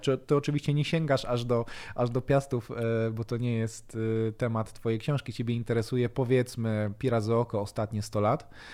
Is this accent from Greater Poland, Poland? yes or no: no; Bielsko-Biała, Silesian Voivodeship, Poland; ja akurat pochodzę z Bielska Białej